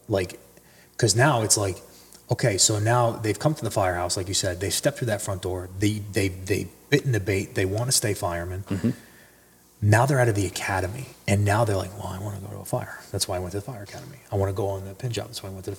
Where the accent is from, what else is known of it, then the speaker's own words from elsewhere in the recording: New Jersey, United States; also born or lived in Mahwah, New Jersey / Allendale, New Jersey; I'm from North Jersey